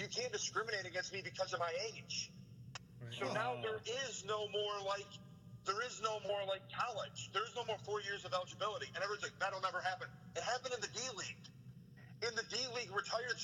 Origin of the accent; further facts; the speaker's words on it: Grand Blanc, Michigan, United States; I'm from Grand Blanc. They're side by side.